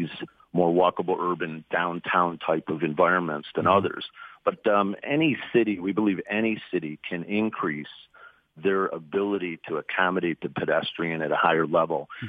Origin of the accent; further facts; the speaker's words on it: Detroit, Michigan, United States; I grew up in the Cody Rouge district. I grew up in the city. I lived in the city. I went to Detroit Public Schools when I was a kid.